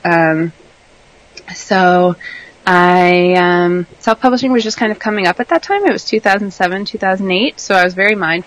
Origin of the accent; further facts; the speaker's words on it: Canada; I'm Canadian